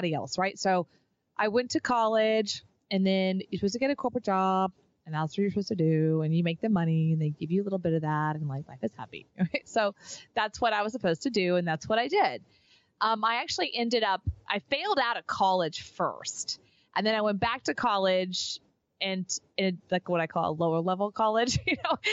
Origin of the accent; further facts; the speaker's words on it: Texas, United States; now in Austin, United States; move to Austin, which was kind of coming back home for me. I'm from Texas.